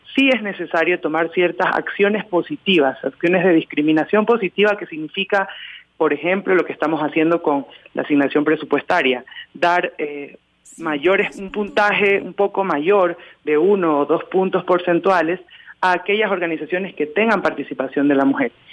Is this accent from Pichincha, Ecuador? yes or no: no; Manabí, Ecuador; also born or lived in Quito; Primero representé a mi provincia, yo soy de Manabí